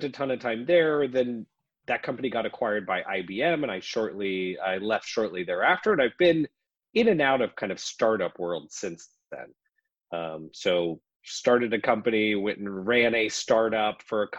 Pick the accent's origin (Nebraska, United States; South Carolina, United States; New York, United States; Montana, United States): Nebraska, United States; Lincoln; moved away as an adult; now in Nashville, United States; I'm originally from Lincoln, Nebraska, live in Nashville now, but spent, you know, we've only been in Nashville for a few years. So that's where I grew up